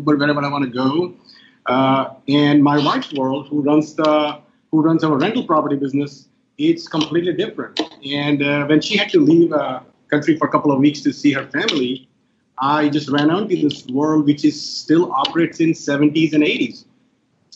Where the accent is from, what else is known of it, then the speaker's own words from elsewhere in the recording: India; moved away as an adult; now in United States; I'm originally from India, but I've been in the U.S. for the last 16 years